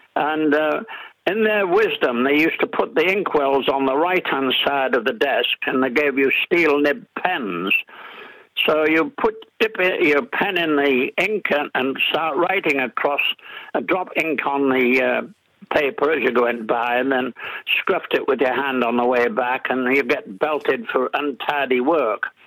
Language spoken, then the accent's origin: English; Middlesbrough, North East England, United Kingdom; accent: English; now in New Zealand; I was born in Middlesbrough in Yorkshire, which is a steel town and uh, my father was a steelworks manager there